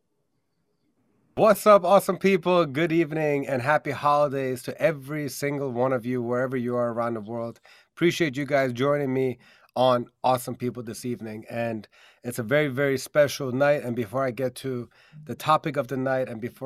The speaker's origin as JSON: {"language": "English", "region": "DMV area", "country": "United States", "tie": "born or raised there", "said": "in the DMV area, my hometown area"}